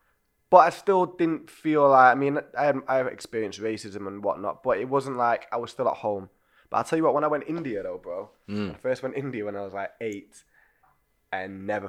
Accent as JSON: {"language": "English", "town": "Manchester", "region": "North West England", "country": "United Kingdom", "tie": "born or raised there", "said": "I was born and raised in South Manchester, and I am on my street that I grew up on. It was a huge amount of Asian families, huge amount. Few Irish families, handful of English families"}